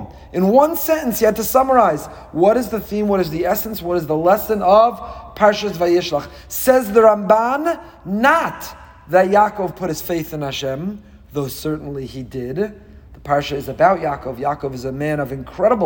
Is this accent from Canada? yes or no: no; Teaneck, New Jersey, United States; growing up in Teaneck